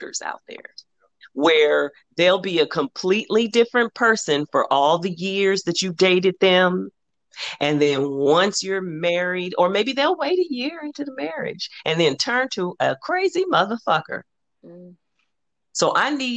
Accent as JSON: {"language": "English", "town": "Los Angeles", "region": "California", "country": "United States", "said": "I'm from South Central Los Angeles"}